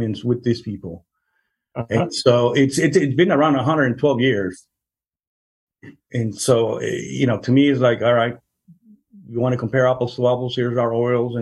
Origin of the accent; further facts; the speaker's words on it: Mexico; also born or lived in Chicago; now in Kansas, United States; I'm Mexican. I was born in Mexico, and my wife is born in Guatemala.